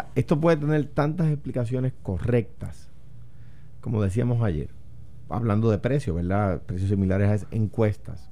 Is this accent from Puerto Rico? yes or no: yes; Puerto Rico; mi aspiración como puertorriqueño